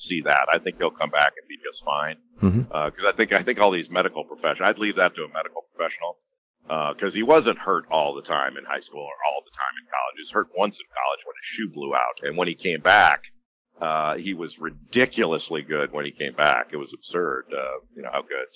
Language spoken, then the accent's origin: English; Los Angeles, California, United States; I grew up in Los Angeles